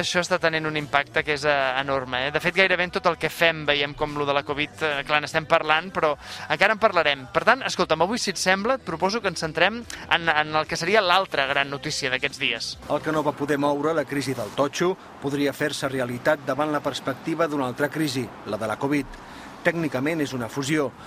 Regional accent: Canet de Mar, Catalonia, Spain; al meu poble, a Canet de Mar

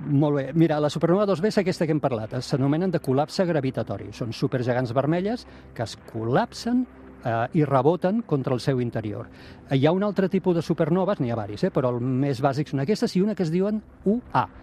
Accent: Tarragona, Catalonia, Spain; jo sóc de Tarragona, nascut a Tarragona

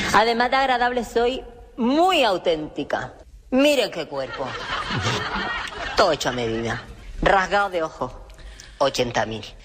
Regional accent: Canary Islands, Spain; Yo soy canaria, no. Y no vivo mi tierra con esa pasión.

